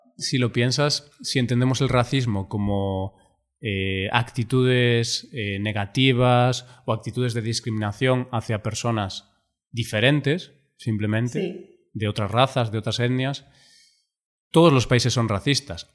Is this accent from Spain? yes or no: yes; Spain; no soy francés, soy español